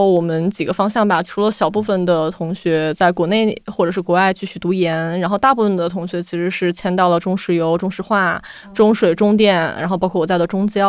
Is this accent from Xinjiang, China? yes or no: no; Yinchuan, Ningxia, China; 因为我的家乡是在西北的一个城市，叫银川，嗯，它是在宁夏回族自治区。然后从小其实身边的穆斯林朋友会比较多